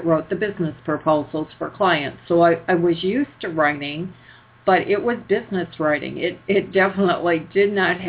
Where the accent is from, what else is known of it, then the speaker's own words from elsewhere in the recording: Detroit, Michigan, United States; moved away as an adult; also born or lived in Colorado; I grew up in Michigan